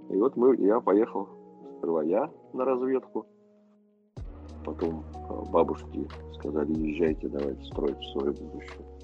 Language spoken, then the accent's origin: Russian; Ufa, Bashkortostan, Russia; moved away; Хотя мы из Уфы переехали